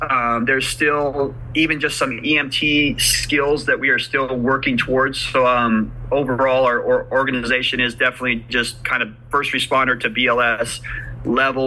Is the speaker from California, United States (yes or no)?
yes; California, United States; moved away as an adult; also born or lived in Oklahoma; now in Midwest City, United States; growing up in California